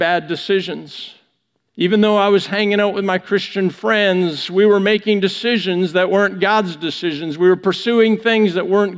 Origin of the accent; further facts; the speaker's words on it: Vancouver, British Columbia, Canada; I'm from Western Canada, from Vancouver